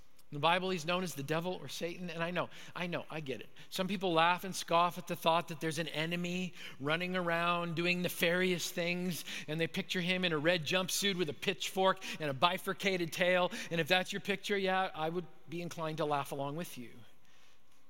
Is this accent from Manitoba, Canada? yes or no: yes; Manitoba, Canada; moved away; So I grew up in Manitoba. I was a Canadian kid